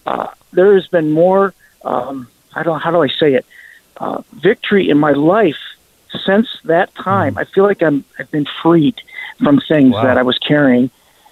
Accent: Kingston, Ontario, Canada; born there; Well, I'm sort of Canadian. I was born in Canada. I was born in Kingston, Ontario.

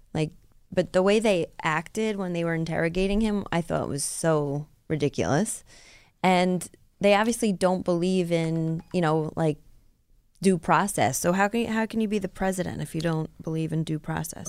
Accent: New York, United States; growing up in New York, especially where I grew up.

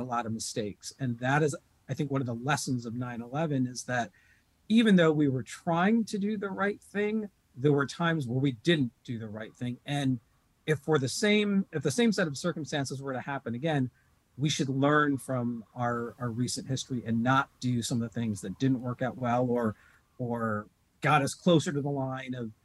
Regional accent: Detroit, Michigan, United States; as an American Muslim growing up in Metro Detroit in the 70s and 80s

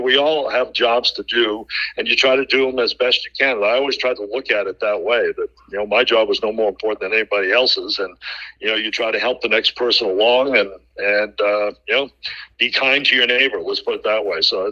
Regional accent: Boston, Massachusetts, United States; moved away as an adult; now in New York, United States; a Bostonian in New York

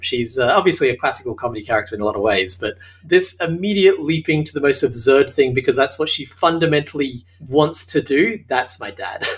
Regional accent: Australia; accent: Australian; moved away as an adult; now in Hollywood, United States; As you can tell from my accent, I'm Australian

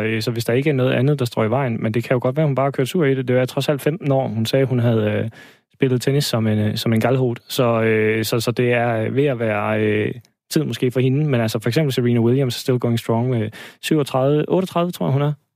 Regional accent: Denmark; vi som danskere

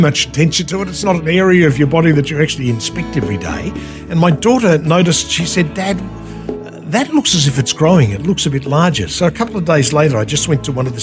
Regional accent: Sydney, New South Wales, Australia; now in Sunshine Coast, Australia; Originally from Sydney, born back in the late 1950s, right? Grew up in Sydney, went to school in Sydney

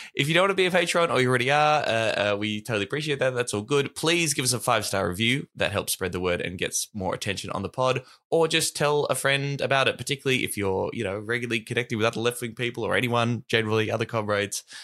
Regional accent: Warrnambool, Victoria, Australia; My hometown of Warrnambool

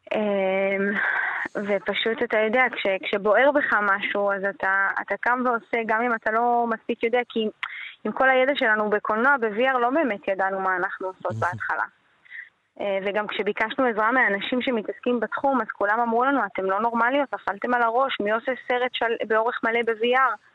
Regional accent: Hashmonaim, Israel; now in Modi'in Illit, Israel; אני גרתי בחשמונאים בתור נערה

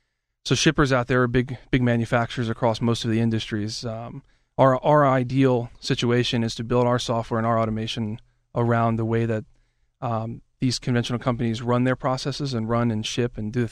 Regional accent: Alabama, United States; also born or lived in Washington, D.C. / Florida; now in Pittsburgh, United States; I was born in D.C., Washington, D.C., and then I grew up in Alabama for a number of years.

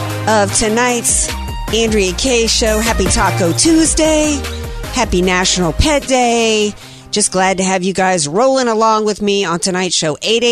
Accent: the South, United States; now in San Diego, United States; growing up in the South

